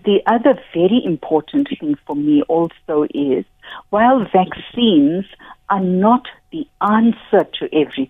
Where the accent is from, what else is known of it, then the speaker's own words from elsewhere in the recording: South Africa; as a South African society